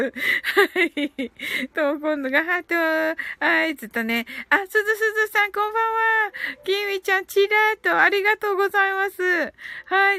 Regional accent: Kyushu, Japan

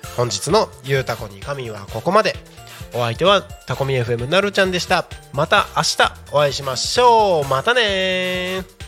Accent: Takko, Aomori, Japan; also born or lived in Morioka, Iwate; now in Tako, Japan; 僕の地元のね青森県田子町

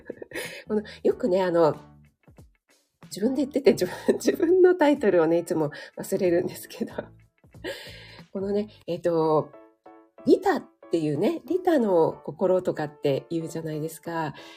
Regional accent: Kanagawa, Japan; moved away; 神奈川出身

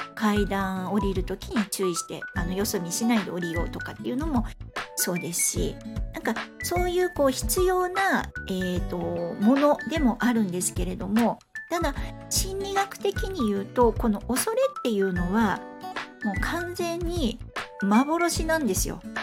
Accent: Fukuoka, Japan; moved away; 地元が福岡なんですけど福岡に帰った時に

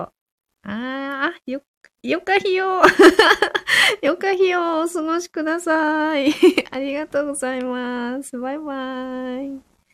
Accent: Fukushima, Japan; 私は福島で生まれて、福島で育ってる

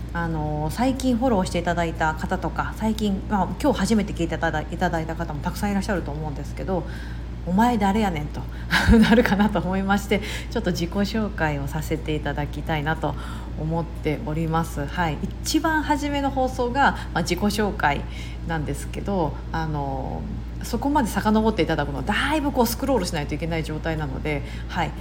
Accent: Osaka, Japan; accent: Kansai dialect; moved away as an adult; 阪の出身です。はい。もう三十年以上大阪に住んでましたので、あの、関、基本的に関西弁なんですけども

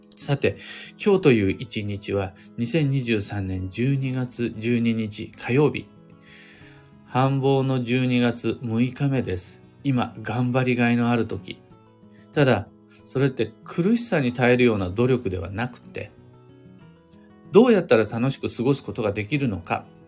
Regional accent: Kiryu, Gunma, Japan; 群馬県桐生市、みな皆様来てもらったことあるでしょうか僕が生まれ育った場所です

